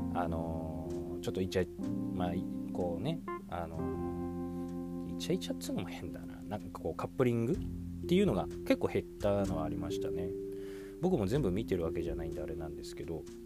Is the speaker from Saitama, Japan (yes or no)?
yes; Saitama, Japan; 僕のね地元の埼玉にも